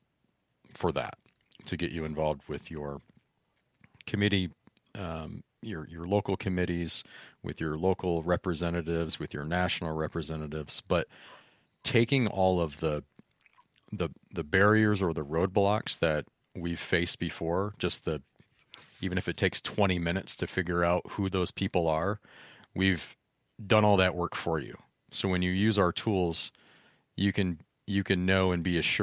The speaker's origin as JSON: {"language": "English", "region": "Michigan", "country": "United States", "tie": "born or raised there", "moved": "as an adult", "lives_now": "California, United States", "said": "I grew up in Michigan. I lived there for 21, 22, 23 or something like"}